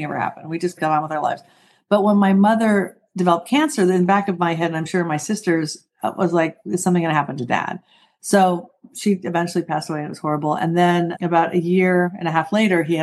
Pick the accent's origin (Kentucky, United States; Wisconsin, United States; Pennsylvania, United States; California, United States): California, United States; Southern; I grew up in Southern California